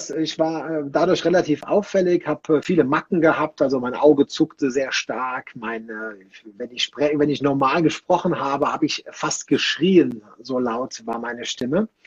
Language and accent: German; Rhineland, Germany; Bei uns im Rheinland oder ja doch im Rheinland, wo ich herkomme, da sagte man äh, geflissentlich Quartalssäufer.